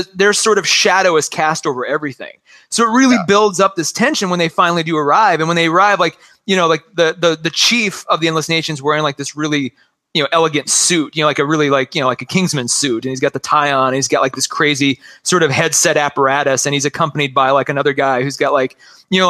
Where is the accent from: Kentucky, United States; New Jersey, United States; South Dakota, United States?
South Dakota, United States; Western; I grew up in Western South Dakota